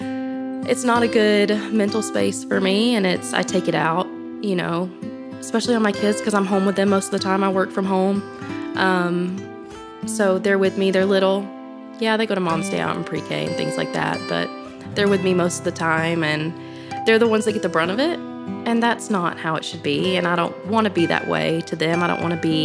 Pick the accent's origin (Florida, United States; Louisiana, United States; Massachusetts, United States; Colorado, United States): Florida, United States; moved away as an adult; now in Walland, United States; I grew up in Florida, water girl, and I moved up here a few years ago